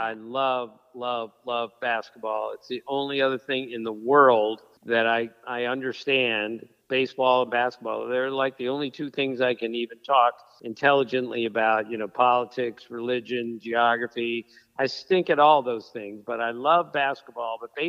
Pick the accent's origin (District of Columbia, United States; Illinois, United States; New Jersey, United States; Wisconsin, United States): District of Columbia, United States; Washington; when I grew up in Washington, D.C., being a Senators fan